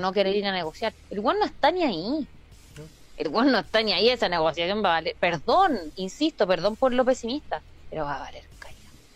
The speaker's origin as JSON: {"language": "Spanish", "country": "Chile", "said": "Yo como chilena"}